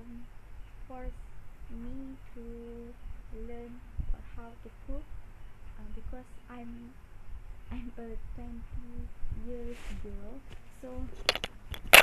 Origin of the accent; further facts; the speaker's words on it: Johor, Malaysia; my hometown in Johor